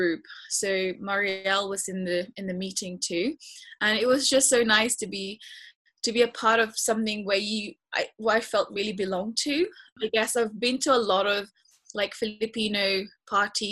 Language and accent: English; Hastings, South East England, United Kingdom; also born or lived in Philippines; now in London, United Kingdom; we moved in Hastings actually first, and I grew up in Hastings.